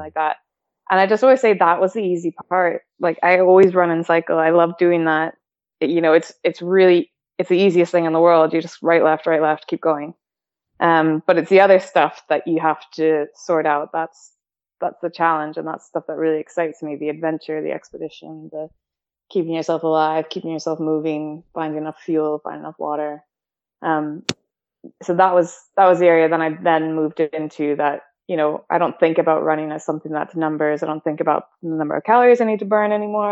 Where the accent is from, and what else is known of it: Calgary, Alberta, Canada; born or raised there; also born or lived in Victoria; now in United Kingdom